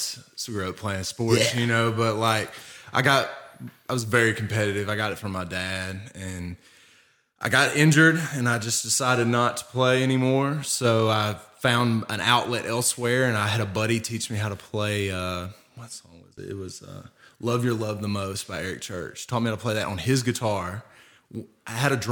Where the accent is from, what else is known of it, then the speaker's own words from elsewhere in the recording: West Tennessee, United States; also born or lived in Union City, Tennessee / Memphis, Tennessee; now in Nashville, United States; I was born in Northwest Tennessee, Union City area. That's where my roots are. I moved to Memphis with my parents